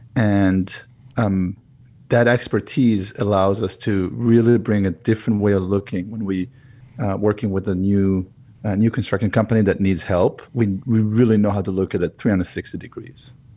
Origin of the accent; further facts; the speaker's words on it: Israel; moved away as an adult; now in United States; I was, uh, born and raised in Israel, moved to the U S eleven years ago